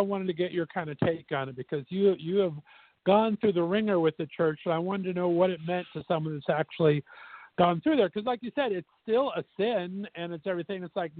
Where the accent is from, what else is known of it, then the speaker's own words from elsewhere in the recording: Australia; I'm an Aussie Mormon.